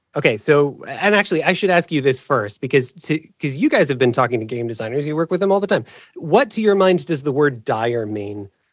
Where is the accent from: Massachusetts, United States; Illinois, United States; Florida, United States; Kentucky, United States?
Illinois, United States; moved away as an adult; now in Ohio, United States; I, I grew up in Illinois